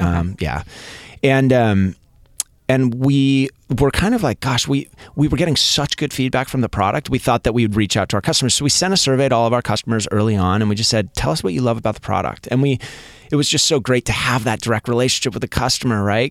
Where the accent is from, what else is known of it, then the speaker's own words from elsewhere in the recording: Seattle, Washington, United States; now in Southern California, United States; I grew up in Seattle, like, peering out the window, looking at rain almost every day.